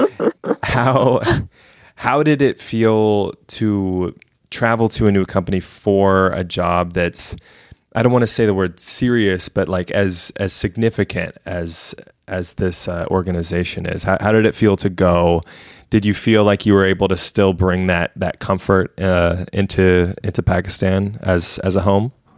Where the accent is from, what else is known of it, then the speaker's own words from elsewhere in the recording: West Coast, United States; being in the US and just growing up on the West Coast